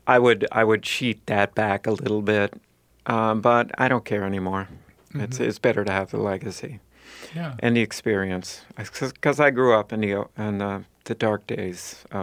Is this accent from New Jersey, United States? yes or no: no; Duluth, Minnesota, United States; So I grew up in Duluth.